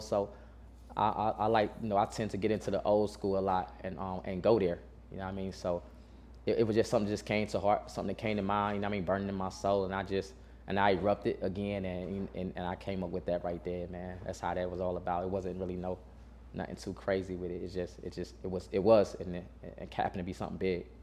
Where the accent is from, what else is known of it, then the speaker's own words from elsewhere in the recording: Burlington, North Carolina, United States; originally I'm from North Carolina. Man, I'm from um, Burlington, North Carolina.